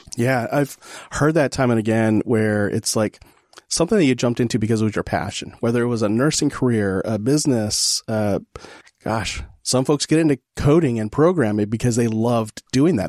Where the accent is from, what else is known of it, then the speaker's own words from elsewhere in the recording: California, United States; now in Texas, United States; California is my home state.